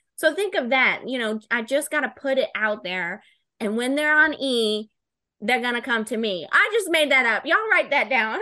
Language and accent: English; Florida, United States; I'm from Florida